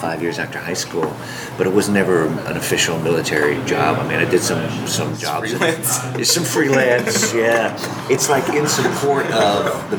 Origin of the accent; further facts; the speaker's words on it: Midwest, United States; also born or lived in Hawaii / North Dakota; now in Los Angeles, United States; Well, I was born in Hawaii, and I kind of grew up in the Midwest. My family moved to California from North Dakota, but I was kind of around in different areas for a while. But I moved to LA like 15 years ago.